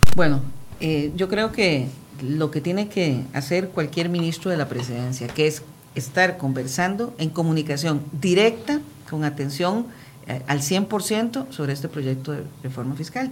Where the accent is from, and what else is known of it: Costa Rica